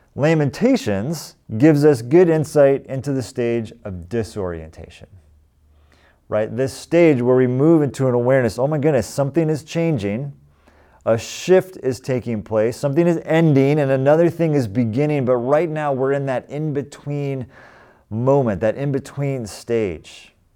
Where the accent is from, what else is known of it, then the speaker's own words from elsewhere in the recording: California, United States; also born or lived in Boston; I grew up here in California, but we lived in Boston for seven years